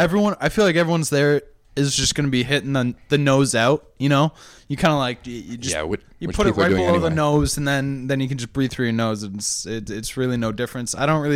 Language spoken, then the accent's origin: English; Rochester, New York, United States